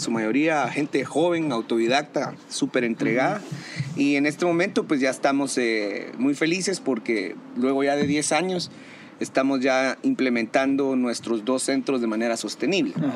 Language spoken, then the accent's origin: Spanish; Guatemala